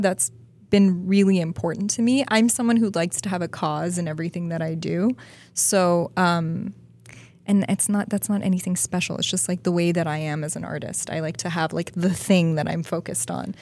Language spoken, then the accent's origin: English; Toronto, Ontario, Canada; moved away as an adult; now in Los Angeles, United States; I'm from Toronto